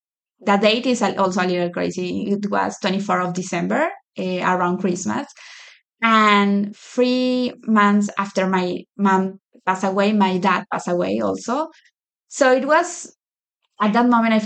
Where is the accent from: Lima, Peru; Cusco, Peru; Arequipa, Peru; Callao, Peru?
Lima, Peru; moved away as an adult; now in United States; I grew up in Lima. Lima is the capital of Peru. I grew my whole life there. This is my first time living in the U.S.